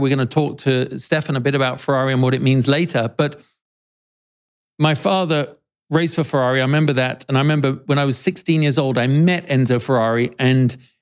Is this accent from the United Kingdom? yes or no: yes; United Kingdom; as a Brit